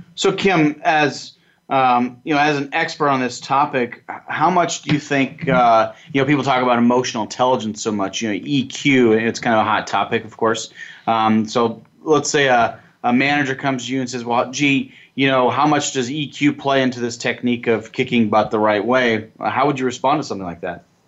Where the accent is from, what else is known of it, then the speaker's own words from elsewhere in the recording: Nebraska, United States; I'm from Nebraska